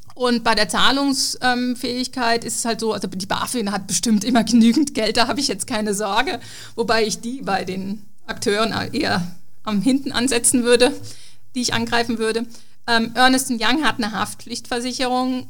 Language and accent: German; Germany; als Deutscher